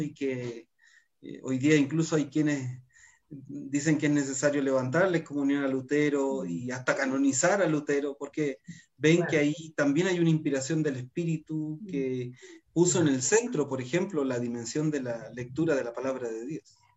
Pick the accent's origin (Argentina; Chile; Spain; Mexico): Chile